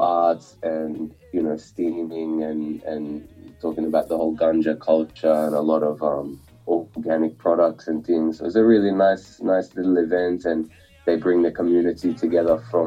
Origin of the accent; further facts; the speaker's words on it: Sydney, New South Wales, Australia; I'm from Sydney, Australia, Western Sydney. My parents are from India, actually